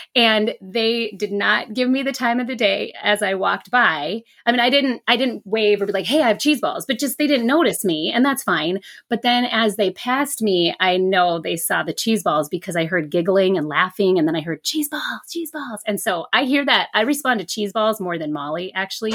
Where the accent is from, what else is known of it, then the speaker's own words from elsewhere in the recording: Minneapolis, Minnesota, United States; I grew up in Minneapolis